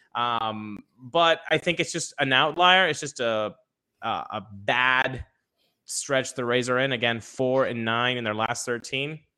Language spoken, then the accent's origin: English; Venezuela; moved away; I was born in Venezuela, grew up in Venezuela